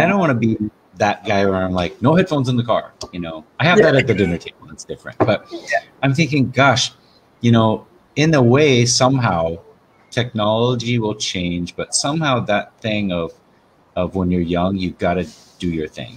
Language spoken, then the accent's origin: English; United States; growing up in the States